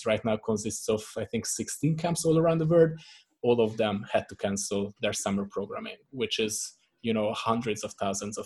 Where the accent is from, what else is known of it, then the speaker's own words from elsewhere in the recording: Hungary; now in Prague, Czech Republic; originally I'm from Hungary